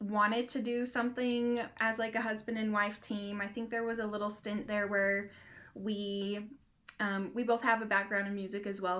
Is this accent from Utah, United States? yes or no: yes; Utah, United States; moved away as an adult; now in Johnson City, United States; We're originally from Utah